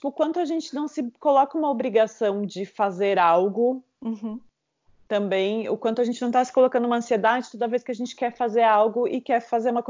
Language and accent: Portuguese; southern Brazil, Brazil; also born or lived in Caxias do Sul; eu venho do sul e no sul o carnaval tá começando há pouco tempo também